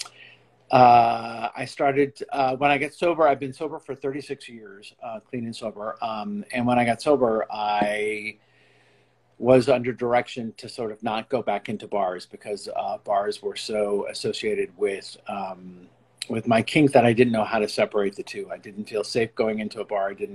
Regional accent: Scottsdale, Arizona, United States; also born or lived in Notre Dame, Indiana / New York City; now in Los Angeles, United States; I was born in Scottsdale, Arizona.

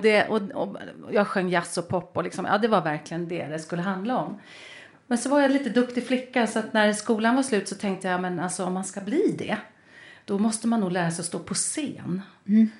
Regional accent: Lidingö, Stockholm County, Sweden; jag är uppvuxen på Lidingö

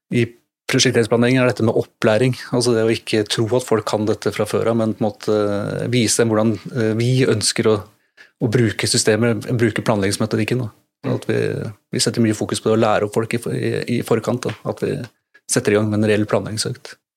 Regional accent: Drammen, Buskerud, Norway; så er jeg drammenser

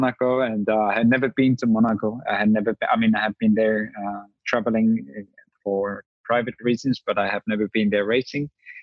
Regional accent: Rovaniemi, Lapland, Finland; I was the guy from Lapland

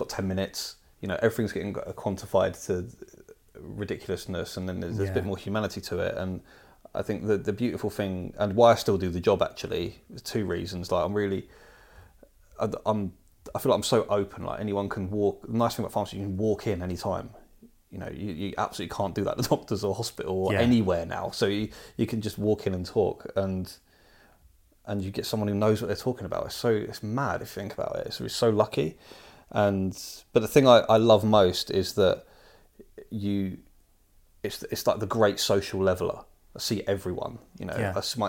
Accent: East of England, United Kingdom; moved away as an adult; now in London, United Kingdom; I grew up in Hertfordshire, in a couple of towns and a couple of villages in Hertfordshire, and then I moved to London when I was about 19, maybe 20

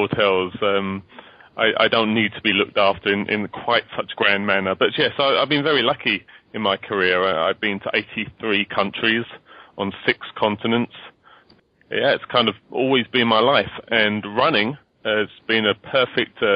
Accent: United Kingdom; moved away as an adult; also born or lived in New York, United States / London; I'm in London now. I actually moved back to London last year. I'm British to begin with, as you can probably hear, but I lived for 20 years in the world's greatest city of New York

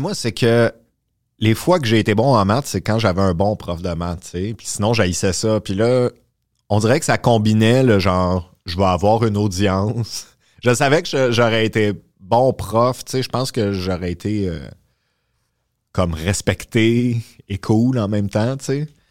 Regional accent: Terrebonne, Quebec, Canada; moved away as an adult; also born or lived in Boisbriand; now in Montreal, Canada; j'ai grandi à Terrebonne

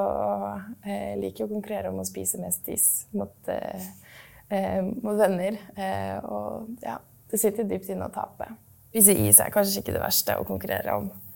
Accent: Norway; Jeg er født og oppvokst i Norge og gått på norsk skole

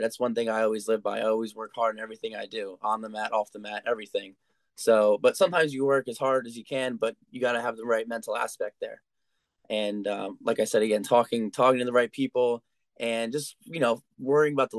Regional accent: Colonia, New Jersey, United States; I wanted to stay home and do it in my hometown

